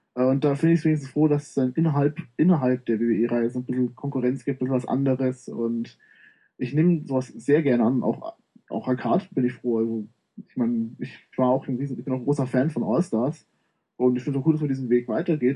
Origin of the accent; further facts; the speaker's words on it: Munich, Bavaria, Germany; komme aus dem schönen München